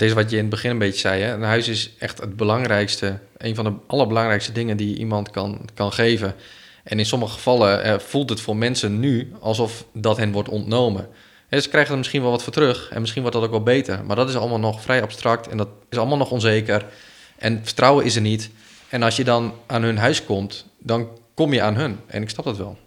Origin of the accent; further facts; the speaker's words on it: Ter Apel, Groningen, Netherlands; now in Groningen, Netherlands; Ik ben opgegroeid in Ter Post.